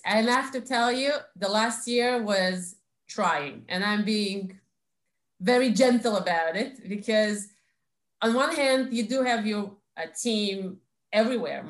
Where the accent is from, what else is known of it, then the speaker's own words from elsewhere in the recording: Saint Petersburg, Russia; accent: Russian; English is a second language; now in Israel; I was born in St. Petersburg, or shall I say Leningrad